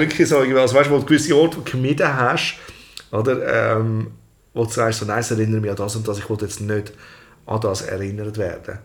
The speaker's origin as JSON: {"language": "German", "region": "Zurich", "country": "Switzerland", "tie": "born or raised there", "also_born_or_lived": "Altstätten / California", "moved": "yes", "said": "ich bin eigentlich in Albisrieden aufgewachsen"}